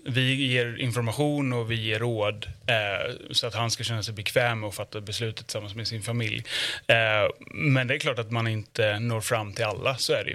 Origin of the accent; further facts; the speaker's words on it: Jönköping, Jönköping County, Sweden; född och uppvuxen i Jönköping